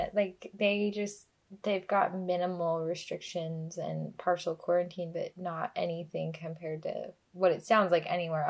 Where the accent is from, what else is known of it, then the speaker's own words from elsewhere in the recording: Las Vegas, Nevada, United States; One of my friends that I grew up with in Vegas